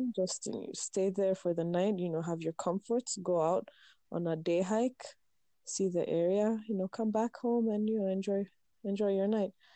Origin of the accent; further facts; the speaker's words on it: Meru, Meru County, Kenya; growing up in Meru, growing up in the hills of Meru